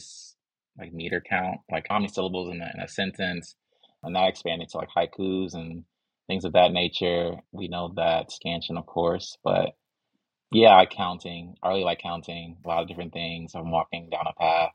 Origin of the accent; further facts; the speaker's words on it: Chicago, Illinois, United States; now in Atlanta, United States; I'm from Chicago